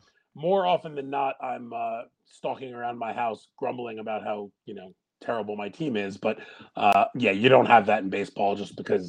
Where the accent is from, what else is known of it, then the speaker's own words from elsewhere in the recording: New York, United States; Obviously, I'm from New York.